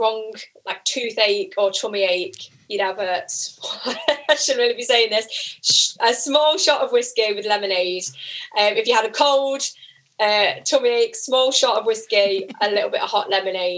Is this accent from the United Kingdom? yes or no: yes; Midlands, United Kingdom; accent: Midlands; my annoying Midlands accent